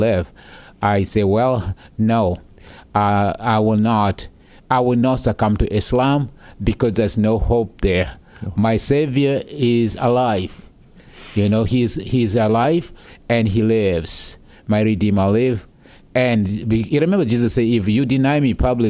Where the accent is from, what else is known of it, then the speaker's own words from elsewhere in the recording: South Sudan; now in United States; as a young boy growing up in the South Sudanese wilderness